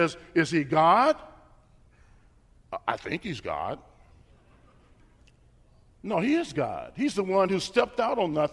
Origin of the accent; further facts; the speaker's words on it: Bakersfield, California, United States; also born or lived in Bay Area, California; My wife and I grew up in Bakersfield, California.